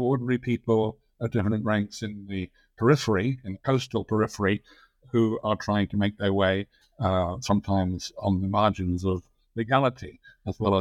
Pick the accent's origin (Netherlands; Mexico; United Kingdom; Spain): United Kingdom; England; accent: English; moved away as an adult; now in United States; I'm an English historian. I think I still have an English accent, although I've lived in the United States for more than 50 years.